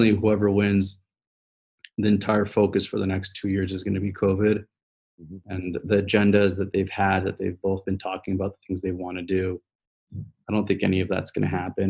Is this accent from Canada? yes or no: yes; Canada; now in United States; I'm Canadian too